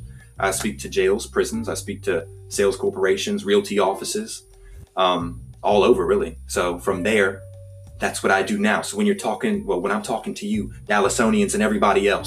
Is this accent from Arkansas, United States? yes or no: no; Culpeper, Virginia, United States; also born or lived in Fredericksburg, Virginia; I actually grew up out in Culpeper, Virginia. Grew up there actually up until I was about 21.